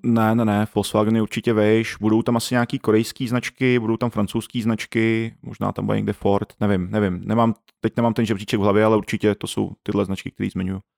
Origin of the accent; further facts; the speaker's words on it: Czechia; jako Čech